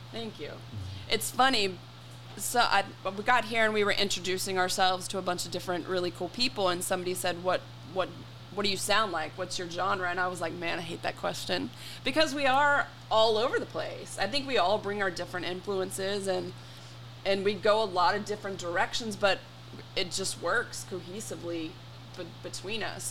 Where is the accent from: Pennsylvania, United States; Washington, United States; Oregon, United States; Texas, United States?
Texas, United States; Frisco; We grew up on Santa Rosa in oh, Frisco, yeah. Texas.